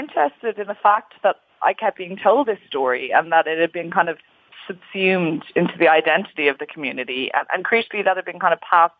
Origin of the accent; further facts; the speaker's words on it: Ireland; moved away as an adult; also born or lived in England; now in United Kingdom; growing up in Ireland, I had no real idea about the Jewish community. And ironically, it was only actually when I left Ireland and I went to England for university, I studied at Cambridge